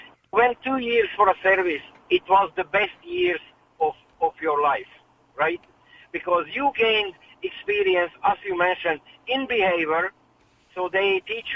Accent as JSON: {"language": "English", "country": "Hungary", "tie": "born or raised there", "second_language": "English", "moved": "as an adult", "lives_now": "Ireland", "said": "I'm originally from Hungary, right? And when I was young, as soon as you reached 18, you have to go for a 2 years of service"}